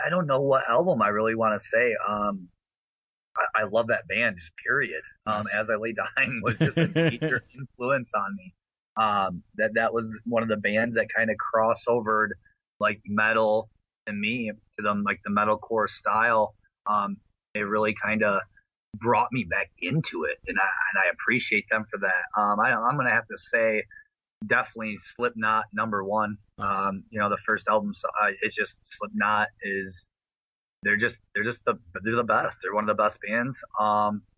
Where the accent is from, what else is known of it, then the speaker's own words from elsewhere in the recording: Flint, Michigan, United States; Flint here, my hometown